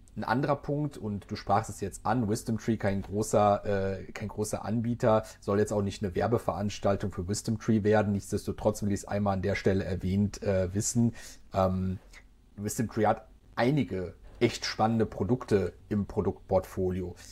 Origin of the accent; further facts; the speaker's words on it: Germany; bei uns in Deutschland